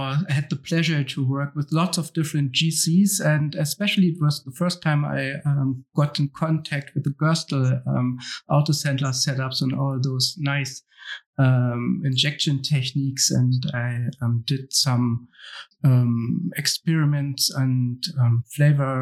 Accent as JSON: {"language": "English", "region": "Hamburg", "country": "Germany", "tie": "born or raised there", "said": "I was born and raised in Hamburg"}